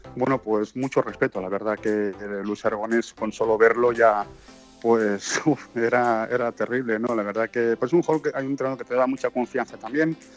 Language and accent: Spanish; Tàrrega, Catalonia, Spain; moved away as an adult; also born or lived in Madrid / Lisbon / India / Belgium; mi pueblo, en Tarrega